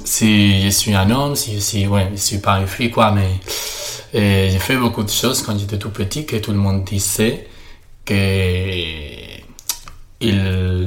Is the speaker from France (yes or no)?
no; Spain; French is a second language; je suis espagnol.